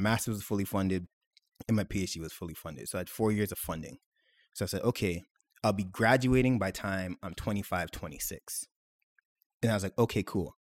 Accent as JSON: {"language": "English", "town": "Mississauga", "region": "Ontario", "country": "Canada", "tie": "born or raised there", "said": "I was born and raised in Mississauga, proud of it."}